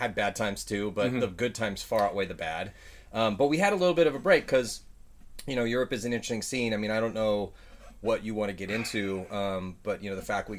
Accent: San Diego, California, United States; So I grew up on Tech Lodi Canyon in here in San Diego

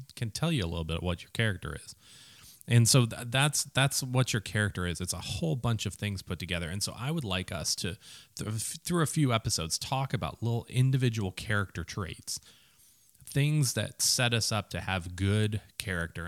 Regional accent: Minneapolis, Minnesota, United States; I grew up in a city that didn't really think about college sports much.

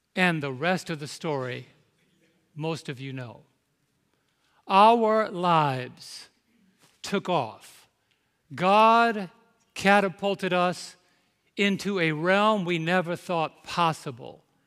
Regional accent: New York, United States; I'm from New York

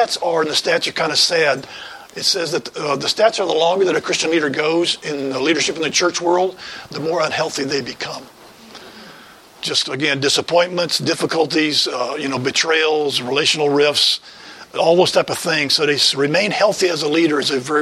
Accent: West Tennessee, United States; moved away as an adult; also born or lived in Cleveland, Ohio; I grew up in West Tennessee and was there for most of my shaping times of life.

